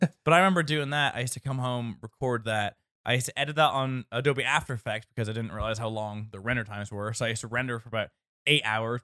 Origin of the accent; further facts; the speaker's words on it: Northern Ireland, United Kingdom; being Northern Irish